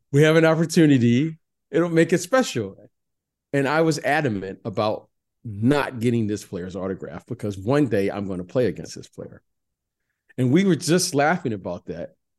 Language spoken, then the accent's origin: English; Detroit, Michigan, United States; Growing up in Detroit